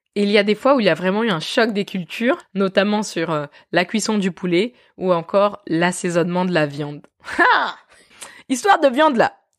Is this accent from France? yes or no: yes; France; je suis née et j'ai grandi en France dans une petite ville